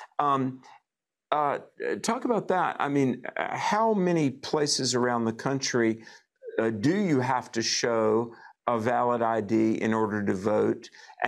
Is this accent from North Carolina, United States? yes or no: yes; North Carolina, United States; here in my home state of North Carolina